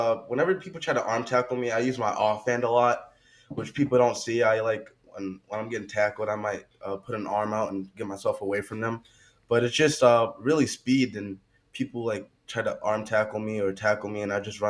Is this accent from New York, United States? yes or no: no; Pennsylvania, United States; my hometown loves Penn State